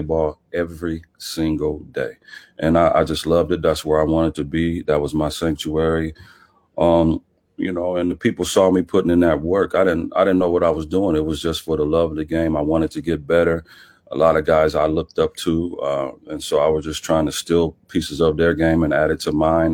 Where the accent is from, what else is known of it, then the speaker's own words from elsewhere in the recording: Omaha, Nebraska, United States; growing up in Omaha, you know, it's, it's a tough town